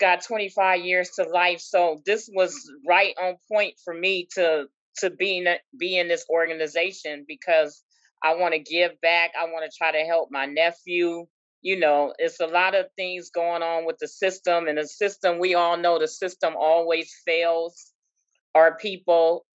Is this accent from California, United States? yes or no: yes; Oakland, California, United States; now in Richmond, United States; I'm from Oakland. I grew up in East Oakland, but I live in Richmond now.